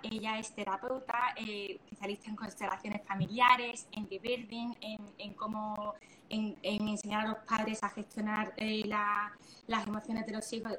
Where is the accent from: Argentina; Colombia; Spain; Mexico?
Spain; Andalusia; somos andaluces también